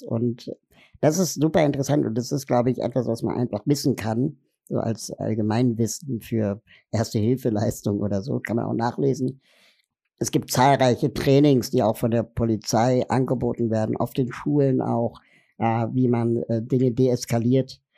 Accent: Berlin, Germany; Ich komme aus Berlin, bin 40 Jahre alt

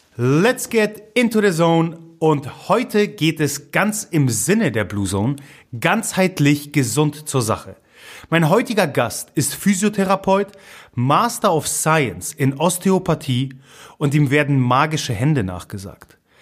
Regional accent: Gdynia, Pomeranian Voivodeship, Poland; first language Polish; German is a second language; moved away; Also ich komme ja aus Gdynia

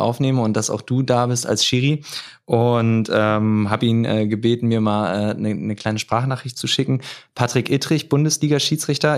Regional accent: Groningen, Netherlands; moved away; damals bei uns in Groningen

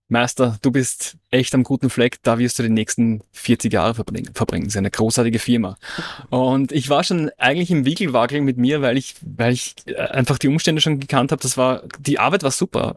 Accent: Austria; moved away; ich hatte in Österreich eine Werbeagentur

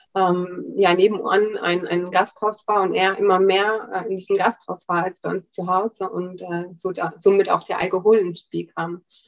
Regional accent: Germany; ich bin in der DDR aufgewachsen

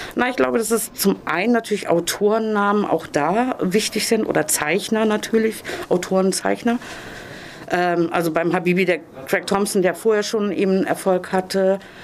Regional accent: Zonenrandgebiet, Germany; ich bin im Zonenrand aufgewachsen

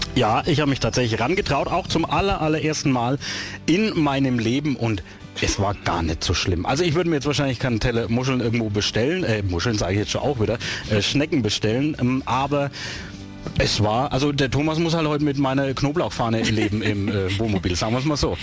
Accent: Kronach, Bavaria, Germany; meine Geburtsstadt nach Kronach

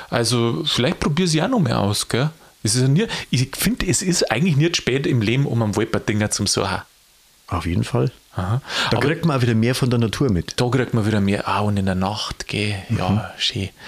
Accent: Bavaria, Germany; Und jetzt komme ich aus Niederbayern.

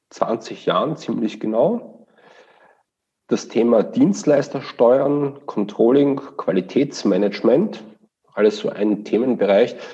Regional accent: Vienna, Austria; now in Osnabrück, Germany; Das ist korrekt. Ich komme aus Wien und kann das auch nicht verleugnen.

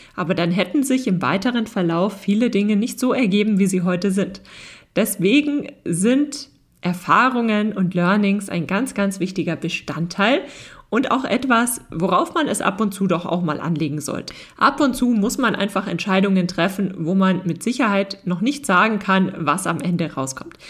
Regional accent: Germany; bei uns in Deutschland

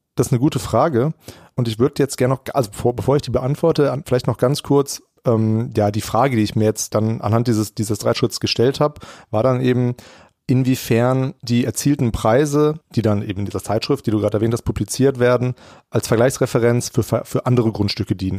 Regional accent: Germany; also born or lived in Bielefeld; als Deutscher

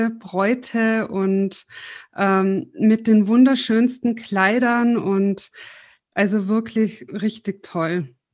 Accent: Tyrol, Austria; now in Munich, Germany; weil ich bin ja aus Tirol nach München gezogen

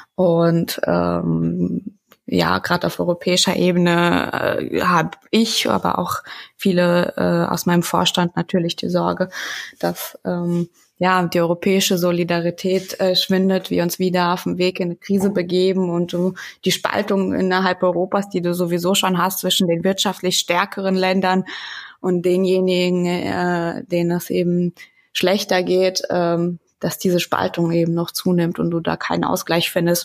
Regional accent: Wetteraukreis, Hesse, Germany; ich komme aus dem Wetteraukreis in Hessen

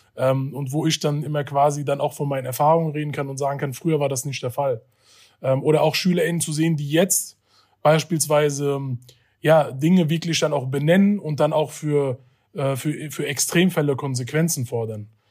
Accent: Hanau, Hesse, Germany; Ich bin in Hanau geboren und aufgewachsen und habe auch mein bisheriges Leben hier in Hanau gelebt.

